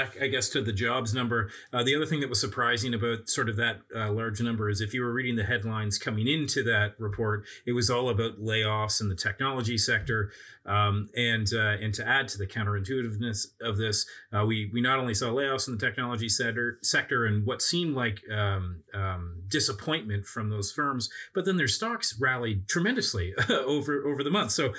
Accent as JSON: {"language": "English", "country": "Canada", "said": "I'm a Canadian investor."}